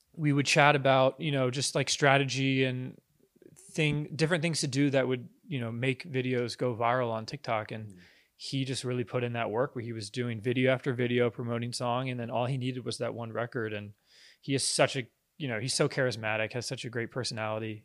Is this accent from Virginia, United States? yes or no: yes; Virginia Beach, Virginia, United States; I'm from Virginia Beach, Virginia.